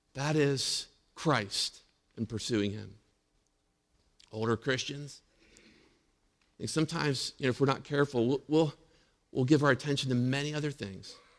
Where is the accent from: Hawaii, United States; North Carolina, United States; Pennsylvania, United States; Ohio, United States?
Pennsylvania, United States; Indiana; in Indiana, Pennsylvania. That's where I grew up, born and raised in Indiana.